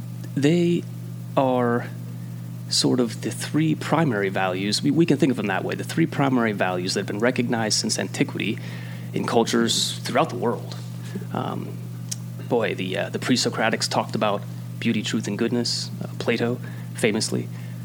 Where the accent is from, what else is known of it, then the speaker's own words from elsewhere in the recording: northeastern Pennsylvania, United States; now in Williamsport, United States; I grew up in northeastern Pennsylvania, but I've been living in Williamsport for quite a while now.